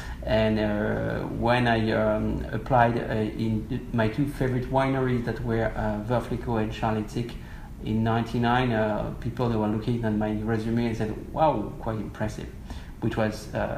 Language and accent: English; Champagne, Grand Est, France; I was born and raised in Champagne. So my father, grandfather, great-grandfather, they were involved in winemaking and vineyards management.